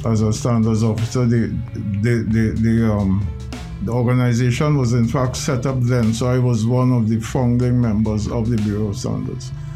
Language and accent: English; Port of Spain, Trinidad & Tobago; I was born in the Jackman's residence, 10 Schuler Street, East Dry River, next to Rosella School